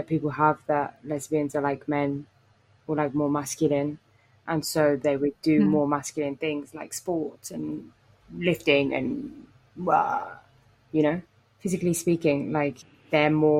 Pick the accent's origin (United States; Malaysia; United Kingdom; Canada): United Kingdom; England; when I was growing up, in England